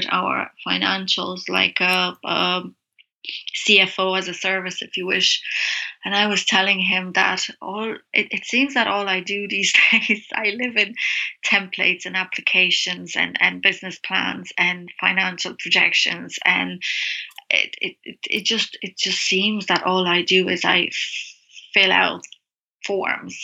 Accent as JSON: {"language": "English", "town": "Brasov", "region": "Brașov County", "country": "Romania", "moved": "yes", "said": "So I've been here 15 years, but I'm from Transylvania, Romania, from a town called Brasov"}